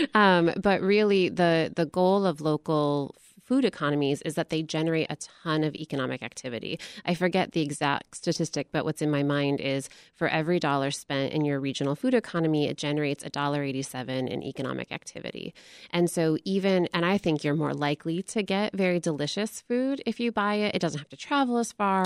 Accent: Michigan, United States; I grew up in Michigan, and Michigan is the second most agriculturally diverse state in the nation

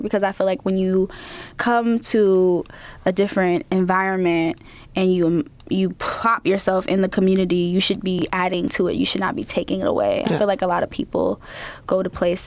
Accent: New York City, New York, United States; moved away as an adult; also born or lived in California; now in Chicago, United States; living and growing up in New York, I was so comfortable out there

